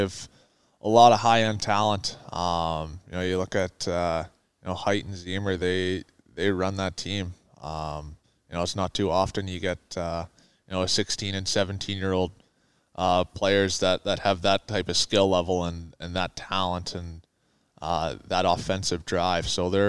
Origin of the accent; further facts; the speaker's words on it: Calgary, Alberta, Canada; Growing up in Calgary, it's your only dream that you have as a young hockey player to make it to the NHL.